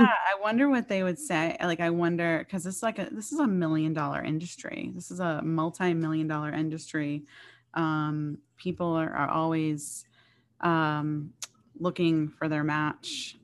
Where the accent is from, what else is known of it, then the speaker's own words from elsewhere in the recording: Boston, Massachusetts, United States; I am from this area, I'm from Boston